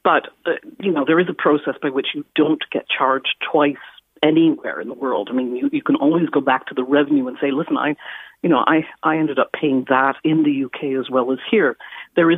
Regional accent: Canada; moved away as an adult; I'm a Canadian who has lived here for nearly 40 years

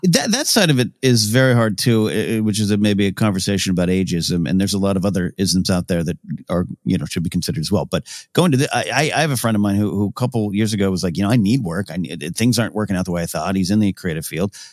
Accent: Arroyo Grande, California, United States; moved away as an adult; also born or lived in Los Angeles; my hometown

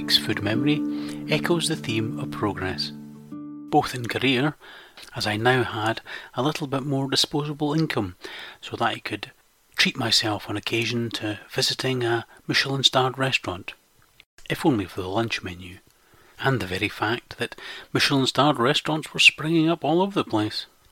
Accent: Scotland, United Kingdom; I am Scottish

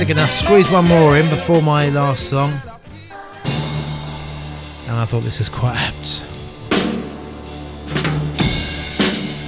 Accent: Wimbledon, London, United Kingdom; I grew up in Wimbledon, went to school in Wimbledon

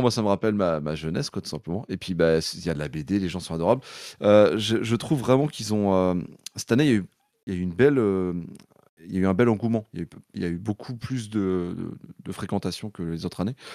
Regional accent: Brittany, France; je suis breton euh, à, la base

